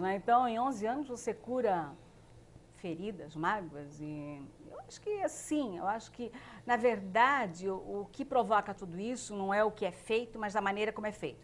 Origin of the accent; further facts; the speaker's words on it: Blumenau, Santa Catarina, Brazil; also born or lived in Indaial; Eu nasci em Blumenau, mas meus pais ainda moram em Indaial